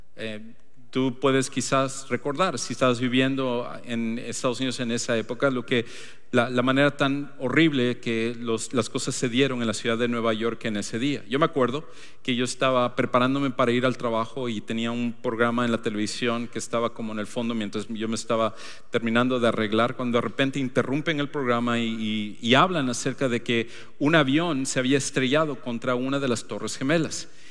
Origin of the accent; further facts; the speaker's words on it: Ecuador; moved away; nos mudamos de regreso a, mi país natal, al Ecuador